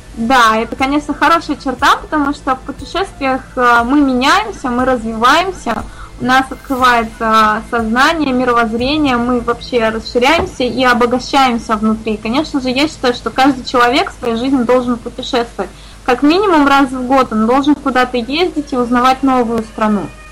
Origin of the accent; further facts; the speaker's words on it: Saint Petersburg, Russia; я из Санкт-Петербурга